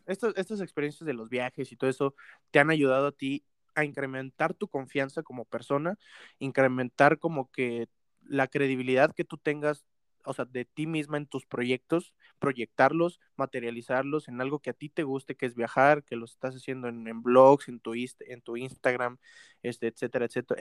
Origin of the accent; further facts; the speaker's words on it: Mexico; uno aquí como mexicano